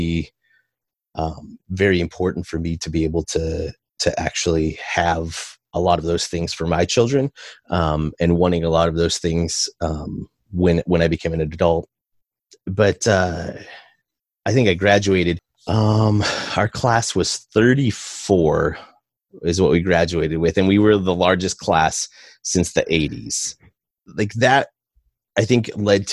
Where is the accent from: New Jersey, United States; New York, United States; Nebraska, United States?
Nebraska, United States; Osceola; I was born in Osceola, which is kind of eastern central Nebraska, in between York and Columbus